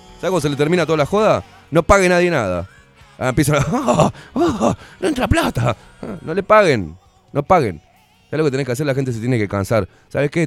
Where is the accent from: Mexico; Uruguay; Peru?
Uruguay; soy uruguayo, no soy porteño, ¿eh? Soy uruguayo, vengo de familia porteña